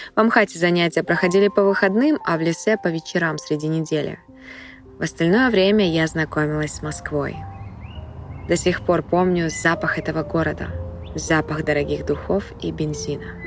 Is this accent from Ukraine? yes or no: no; Almaty, Kazakhstan; я из Казахстана.